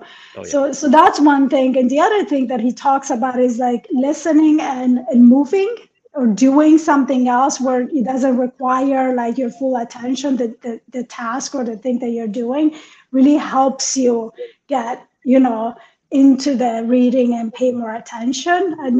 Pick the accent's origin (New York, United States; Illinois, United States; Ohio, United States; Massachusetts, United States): New York, United States; No, especially as a New Yorker.